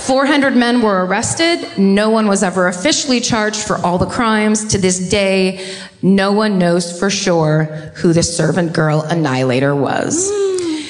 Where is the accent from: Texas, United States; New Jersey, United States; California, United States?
California, United States; I'm from California.